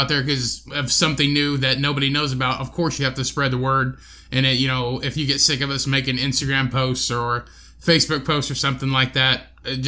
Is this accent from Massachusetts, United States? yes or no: no; Indiana, United States; where are you from? And I said, well, Indiana